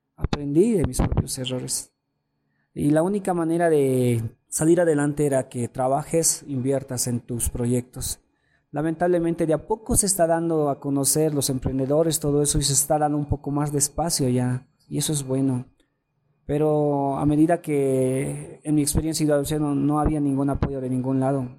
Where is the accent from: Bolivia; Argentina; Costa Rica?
Bolivia; como bolivianos